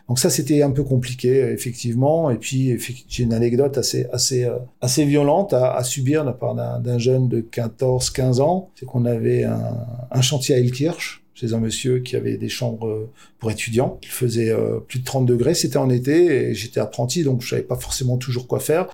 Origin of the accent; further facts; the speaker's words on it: France; suis originaire de l'Elzo. C'était un quartier où il y avait de la délinquance